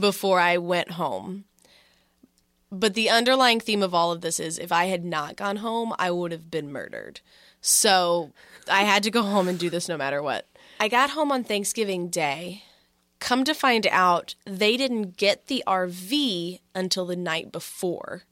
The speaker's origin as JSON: {"language": "English", "region": "Texas", "country": "United States", "moved": "yes", "lives_now": "Philadelphia, United States", "said": "we're both not from Philadelphia. So I went back home to Texas"}